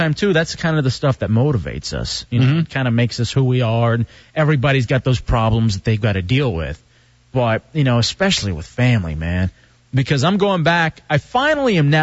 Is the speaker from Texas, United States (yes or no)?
yes; Dallas, Texas, United States; moved away; growing up in Dallas, we'd watch the Cowboys